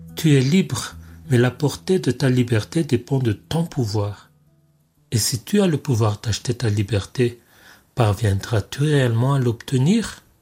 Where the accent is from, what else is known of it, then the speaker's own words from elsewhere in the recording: Madagascar; first language Malagasy; French is a second language; Je suis mondoblogueur malgache